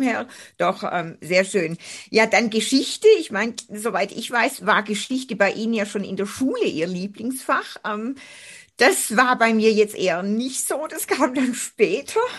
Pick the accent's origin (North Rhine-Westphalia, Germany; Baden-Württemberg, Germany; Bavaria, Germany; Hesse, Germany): Baden-Württemberg, Germany; Göppingen; sind wir beide ja im Reusch aufgewachsen